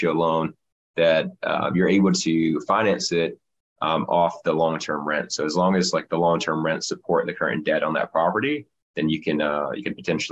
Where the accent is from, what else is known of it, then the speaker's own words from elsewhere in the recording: Florida, United States; also born or lived in Chicago; now in West Palm Beach, United States; I'm originally from Florida